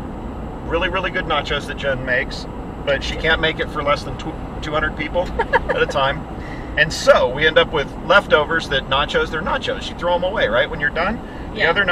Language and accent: English; San Antonio, Texas, United States; moved away as an adult; also born or lived in Seattle, Washington / Austin, Texas; now in Bend, United States; Like, I'm married to a Mexican. I'm from San Antonio.